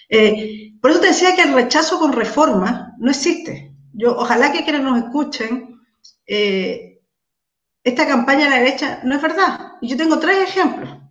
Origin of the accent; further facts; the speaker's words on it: Macul, Santiago Metropolitan Region, Chile; soy de Macul.